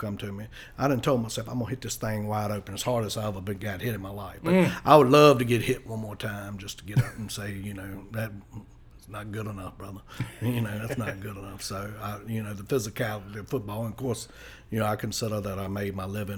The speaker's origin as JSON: {"language": "English", "town": "Hurt", "region": "Virginia", "country": "United States", "tie": "born or raised there", "moved": "as an adult", "lives_now": "Henrico County, Virginia, United States", "said": "growing up in Hurt"}